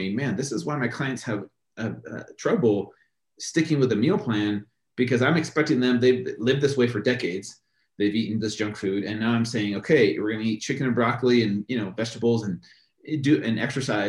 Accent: United States; we grew up with here in America

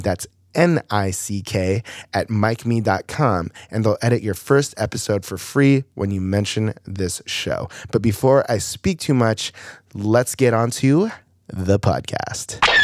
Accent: Mission Viejo, California, United States; I grew up in Mission Viejo too

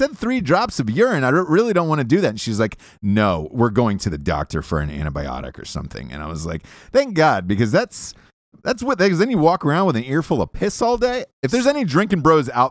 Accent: Georgia, United States; I grew up in Georgia

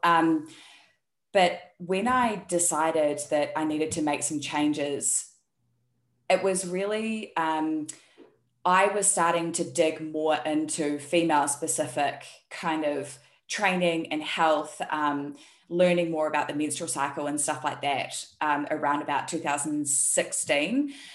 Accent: New Zealand; moved away as an adult; also born or lived in Taiwan; now in South Korea; you can hear by my accent, I'm actually from New Zealand, but I live in South Korea

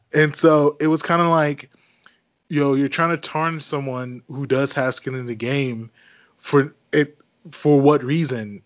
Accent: suburban Maryland, United States; moved away; also born or lived in Washington, D.C.; I was born in D.C. I grew up in Maryland, suburban Maryland

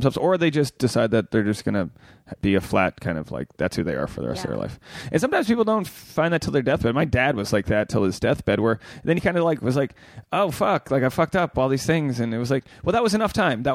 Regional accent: New England, United States; being from New England, the Catholic stamp on upbringing is so strong there

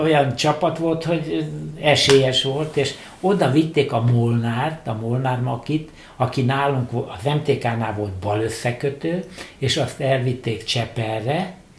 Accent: Budapest, Hungary; én pesti vagyok, és ott lakom, ott a egész család

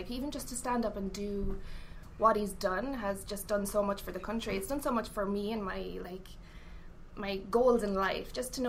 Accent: Leinster, Ireland; At Westmeath. It's in the middle. There's no water around where I live. I'm as central as you can be in Ireland.

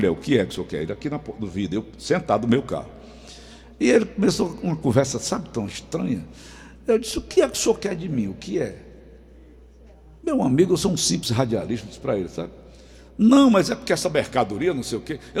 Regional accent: Portugal; Eu sou português, eu digo, não estou notando.

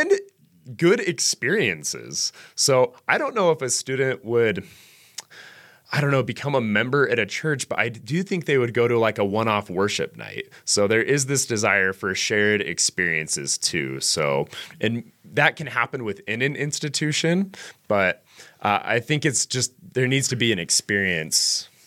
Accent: Ogden, Utah, United States; I am from Ogden, Utah. I'm a native Utahn

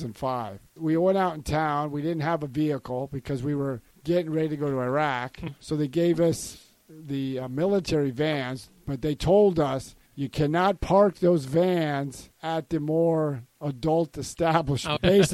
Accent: Sonoma, Marin County area, north of San Francisco, California, United States; now in Florida, United States; where I grew up in Sonoma, Marin County area, north of San Francisco

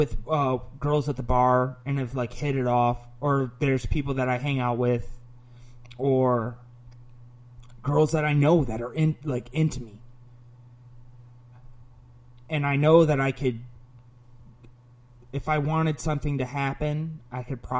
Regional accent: Oswego, Illinois, United States; also born or lived in Orange County / Chicago; Oswego now, because I've lived here longer

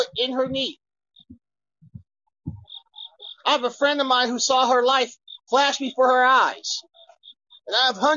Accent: Kansas City, United States; my hometown, Kansas City.

